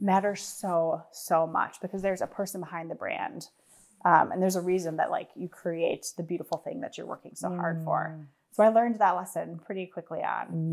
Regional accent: Wisconsin, United States; I was born and raised in Wisconsin

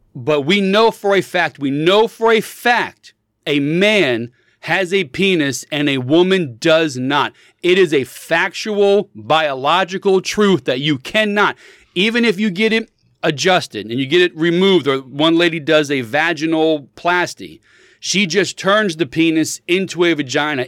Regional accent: United States

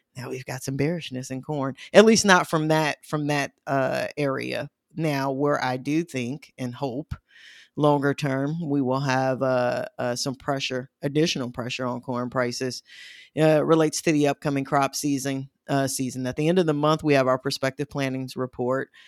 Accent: Midwest, United States; accent: Midwestern; my Midwestern accent

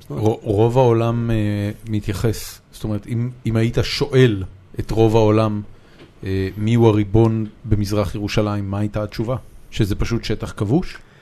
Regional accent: Haifa, Haifa District, Israel; moved away as an adult; now in Tel Aviv, Israel; בתור מישהו שגדל בחיפה

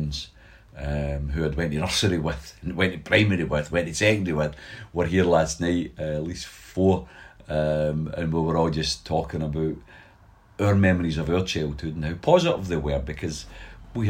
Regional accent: Glasgow, Scotland, United Kingdom; also born or lived in Govan, Glasgow; I moved to Pollock when I was 2 years of age. So I was born in Govan.

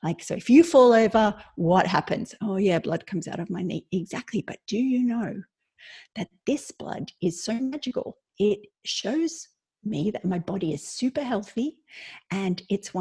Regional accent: Australia; moved away as an adult; now in Ireland; I'm Australian, but I lived in Ireland 20 years

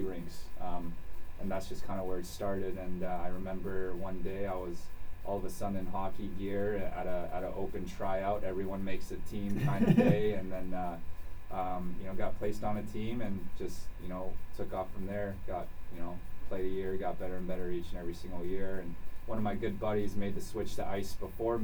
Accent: Chino Hills, California, United States; now in Danbury, United States; I was born and raised in Chino Hills, California

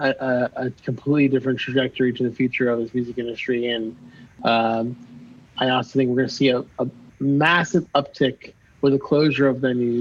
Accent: Miami, Florida, United States; I grew up in Miami, so like we're very like we talk with our hands

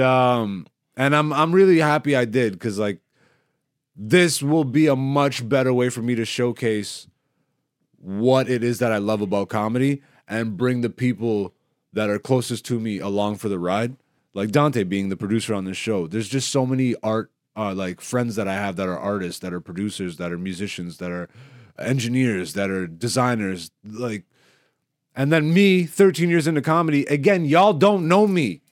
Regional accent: Canada; we end up going to the States as Canadian comedians

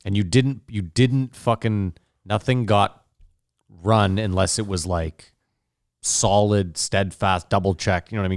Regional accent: Canada; we're Canadian

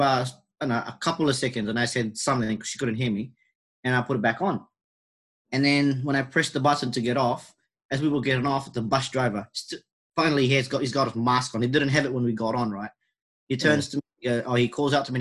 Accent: New Zealand; accent: Kiwi; I sound like a Kiwi because I've got an accent

